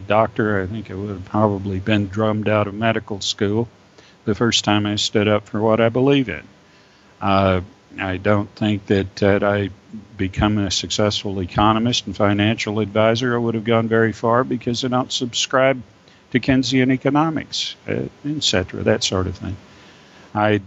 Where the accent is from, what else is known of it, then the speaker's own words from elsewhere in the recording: Texas, United States; also born or lived in Las Vegas, New Mexico; I was born in Las Vegas, New Mexico, and came to Texas when I was almost 4 years old